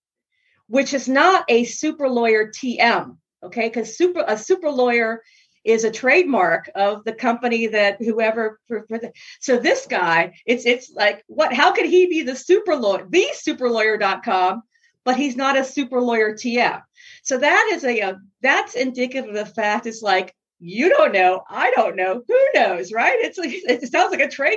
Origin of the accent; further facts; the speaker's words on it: Miami, Florida, United States; I'm from Miami back in the bad old days